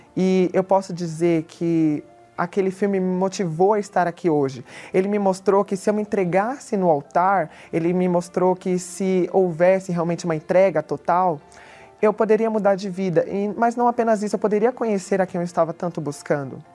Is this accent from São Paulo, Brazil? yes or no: yes; Guarulhos, São Paulo, Brazil; sou de Guarulhos, São Paulo